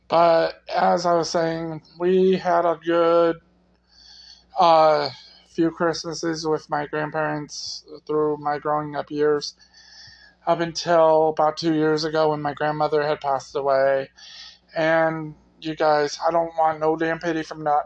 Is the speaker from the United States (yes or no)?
yes; United States; I grew up in the Metro Quad City area